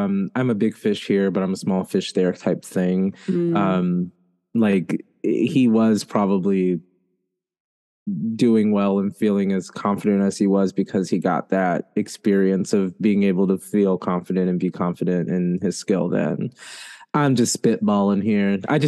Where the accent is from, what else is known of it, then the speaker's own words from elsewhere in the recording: United States; as an American